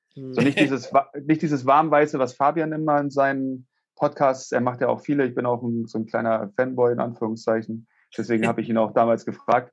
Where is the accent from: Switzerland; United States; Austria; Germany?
Germany; Hamburg; ich komme aus Hamburg, wie man das vielleicht auch hört